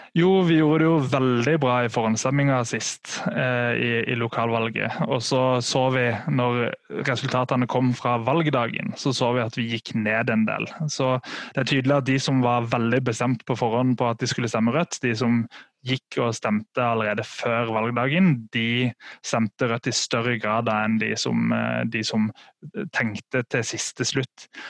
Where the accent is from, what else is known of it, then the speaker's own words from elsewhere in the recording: Sørlandet, Norway; jeg er fra Sørlandet sjøl